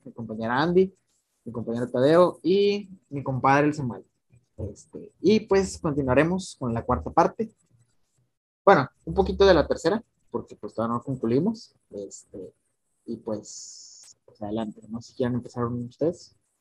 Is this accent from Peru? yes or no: no; Mexico; como todo mexicano